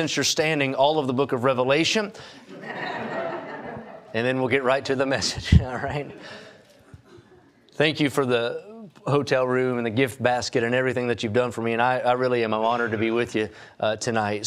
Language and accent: English; West Virginia, United States; moved away as an adult; now in California, United States; I'm from West Virginia